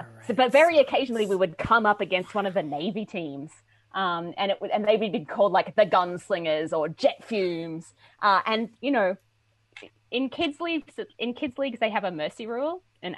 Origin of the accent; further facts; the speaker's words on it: Australia; now in United States; So I'm from Australia. I don't know if your listeners can tell my accent anymore because I've been here for a while now. I'm a huge cricket fan. I grew up on cricket.